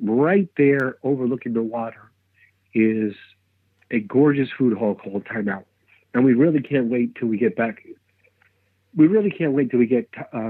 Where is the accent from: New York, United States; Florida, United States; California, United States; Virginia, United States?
New York, United States; Brooklyn; As a kid, I'm born and raised in Brooklyn. And as a kid, I wasn't even allowed in those areas.